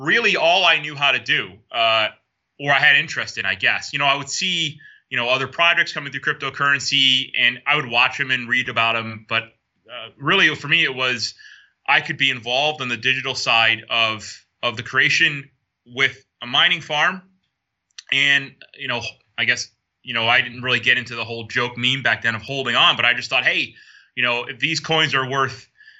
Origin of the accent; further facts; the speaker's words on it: upstate New York, United States; moved away as an adult; now in Bermuda; where I was growing up as a kid, I was kind of in the outskirts in the boondocks in upstate New York